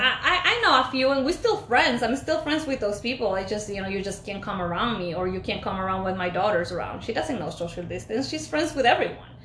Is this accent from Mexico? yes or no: no; Ecuador; moved away; born and raised in Ecuador